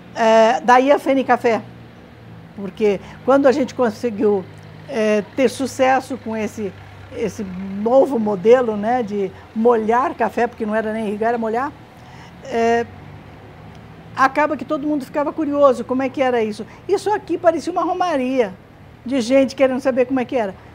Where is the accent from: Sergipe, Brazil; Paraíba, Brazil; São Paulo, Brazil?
São Paulo, Brazil; Tupã; moved away; Nós nascemos, os quatro filhos nascemos em Tupã.